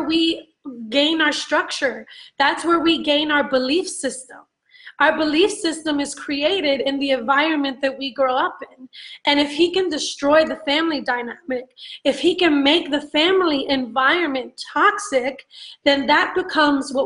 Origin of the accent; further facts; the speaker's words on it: New York City, New York, United States; also born or lived in Brooklyn; I'm a Latina, Puerto Rican by descent, but born and raised in New York.